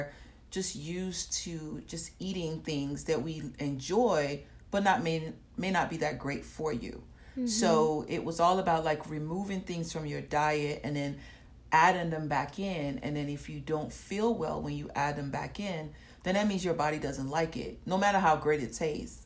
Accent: Atlanta, Georgia, United States; also born or lived in Nigeria; I currently live in Atlanta. I've been living in Atlanta for a long time, since I was 8

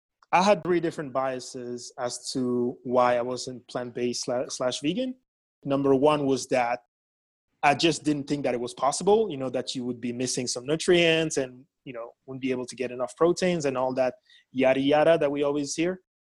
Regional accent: France; moved away as an adult; also born or lived in Belgium; now in United States; I was born in Belgium, mainly grew up in France, lived in a few different countries, and I've been in the U.S. since college.

